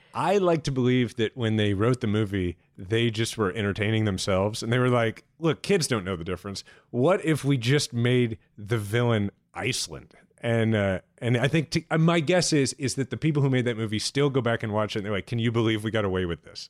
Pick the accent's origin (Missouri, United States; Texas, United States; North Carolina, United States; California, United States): Missouri, United States; Kansas City; my hometown in which my son is a sixth generation Kansas Cityan